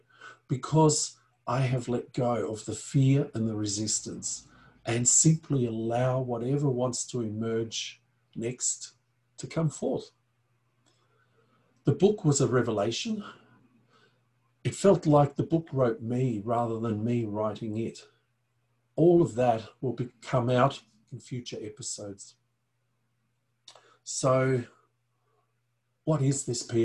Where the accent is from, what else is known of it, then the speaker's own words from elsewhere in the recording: Austria; I was born in the Alps in Europe, in Austria to be precise.